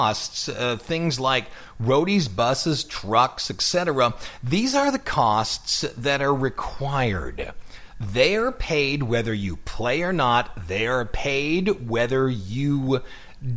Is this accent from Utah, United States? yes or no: no; Ohio, United States; accent: Ohio; my Ohio accent